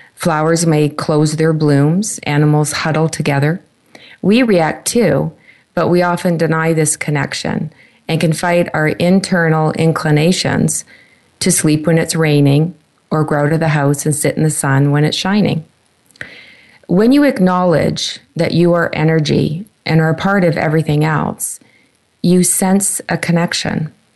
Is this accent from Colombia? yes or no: no; Canada; my home country, Canada